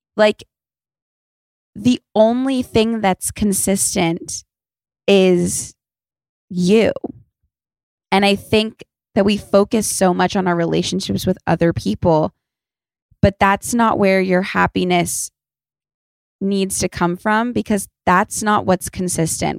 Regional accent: Los Angeles, California, United States; I'm from Los Angeles, so I didn't grow up in the snow or anything

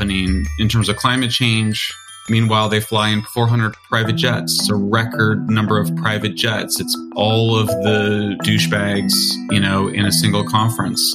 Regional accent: San Francisco, California, United States; it's my hometown.

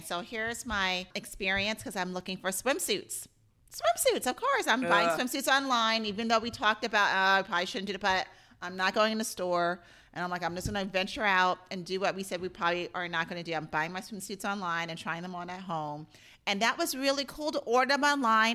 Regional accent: New York, United States; growing up in New York, we had a pool as part of our apartment complex

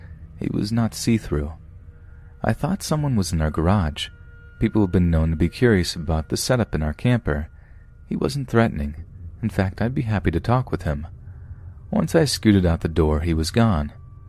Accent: New York City, New York, United States; I grew up in Washington Heights in New York City, essentially the Upper West Side of Manhattan. I was a 90s kid, born in the mid-80s. Now, I'm not sure about how it is now because I live in a different state

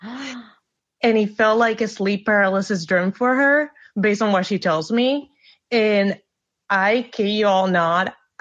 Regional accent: Puerto Rico; now in United States; I'm originally from Puerto Rico, but I've been living in the States for like 17 years

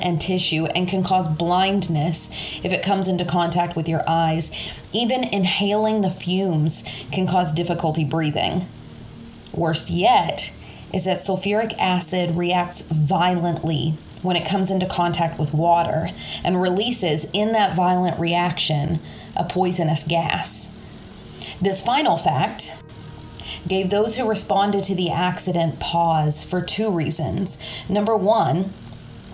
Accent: Kentucky, United States; accent: Kentucky; my Kentucky accent

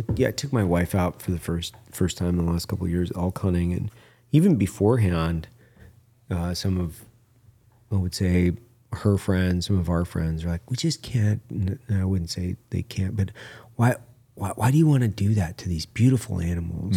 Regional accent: Clearwater National Forest, Idaho, United States; I grew up in the Clearwater National Forest, which is on the north side of the Clearwater River.

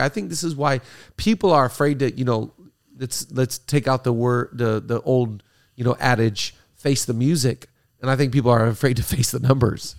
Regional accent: Seattle, Washington, United States; now in California, United States; middle school when I grew up in Seattle.

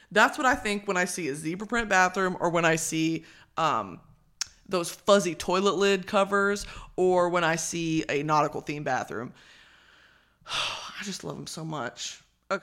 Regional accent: Dallas, Texas, United States; now in Southern California, United States; I am from Dallas, America

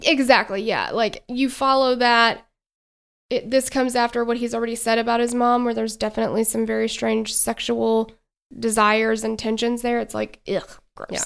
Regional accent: Tennessee, United States; we are from Tennessee

